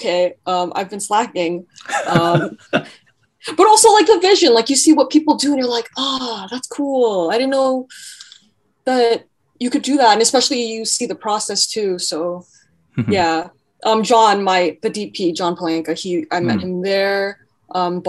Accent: Mississauga, Ontario, Canada; I grew up in Mississauga in a very suburban area

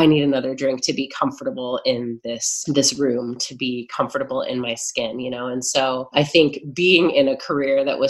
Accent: Midwest, United States; I grew up in the Midwest, which is certainly a little different from New York

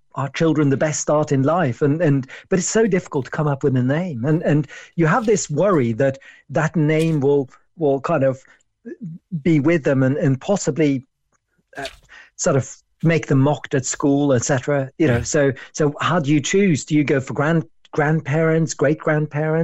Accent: Norway; I was born in Norway

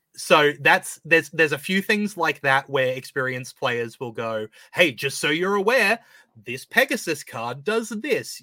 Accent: Australia; an Australian

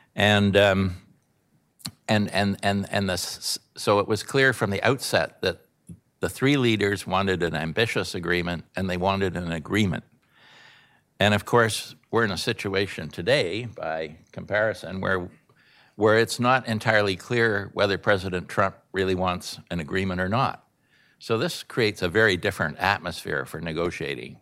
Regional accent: Canada; a Canadian, a peaceful Canadian

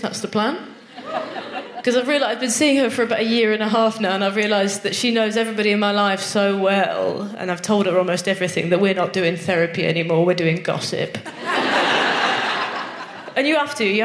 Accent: Nottingham, East Midlands, United Kingdom; I'm from Nottingham

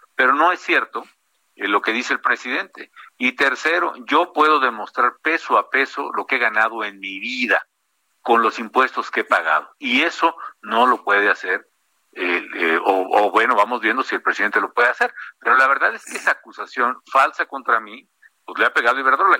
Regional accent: Morelia, Michoacán, Mexico; moved away; also born or lived in Mexico City; en Morelia, en mi tierra

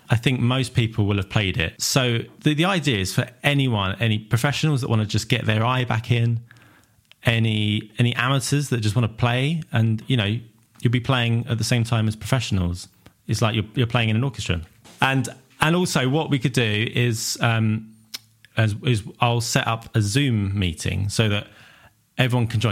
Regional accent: Southend-on-Sea, East of England, United Kingdom; I'm from Southend

